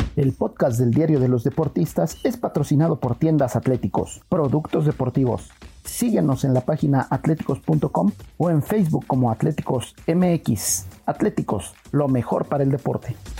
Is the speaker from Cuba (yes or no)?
no; Mexico; como mexicano